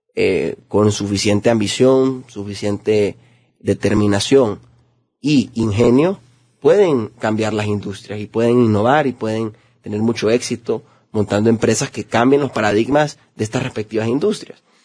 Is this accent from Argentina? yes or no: no; Honduras; los hondureños tenemos mucho potencial